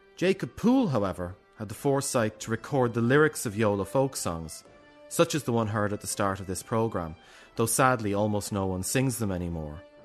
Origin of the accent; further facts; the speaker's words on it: Wexford, Leinster, Ireland; moved away; I've lived all over, but I was raised in Wexford town, in the southeast of Ireland